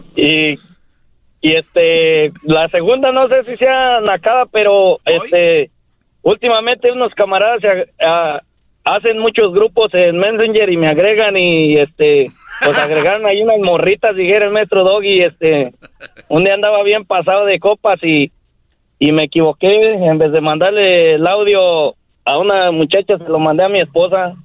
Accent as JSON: {"language": "Spanish", "town": "Jiquilpan", "region": "Michoacán", "country": "Mexico", "moved": "yes", "said": "vengo de Jiquilpan, Michoacán"}